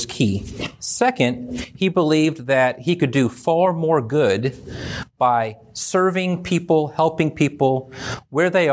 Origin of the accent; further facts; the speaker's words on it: California, United States; I grew up in California